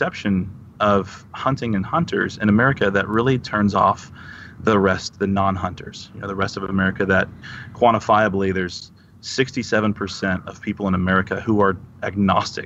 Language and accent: English; Texas, United States; I grew up in Texas